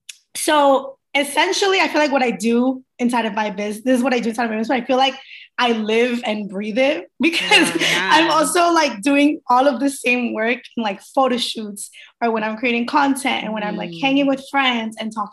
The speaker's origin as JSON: {"language": "English", "town": "Queens", "region": "New York", "country": "United States", "tie": "born or raised there", "also_born_or_lived": "Barranquilla, Colombia / Miami, United States", "said": "so I was born in Barranquilla, Colombia, and I was raised in between Queens, New York, and Miami, Florida."}